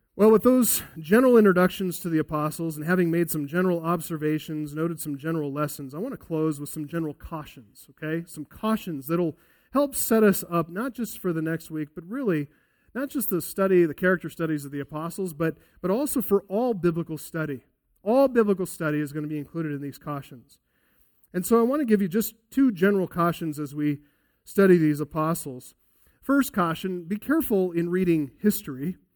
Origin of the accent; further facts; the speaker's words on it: United States; As American evangelicals